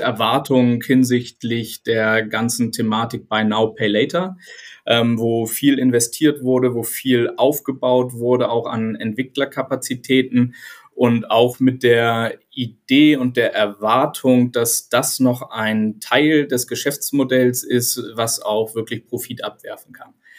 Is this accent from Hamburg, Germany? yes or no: yes; Hamburg, Germany; Ich bin Hamburger Jung und inzwischen 43 Jahre alt